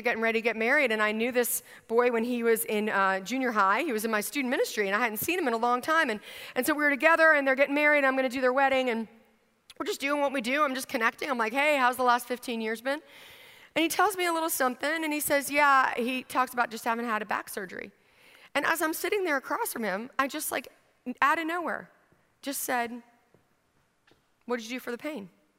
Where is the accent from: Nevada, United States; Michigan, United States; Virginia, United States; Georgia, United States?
Virginia, United States; I grew up in Northern Virginia at one point in my stint all across the country as a military brat.